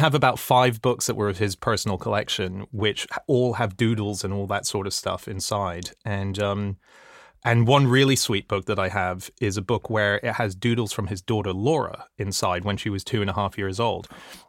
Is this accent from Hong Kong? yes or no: yes; Hong Kong; I grew up in Hong Kong, which was a very bizarre place to grow up in.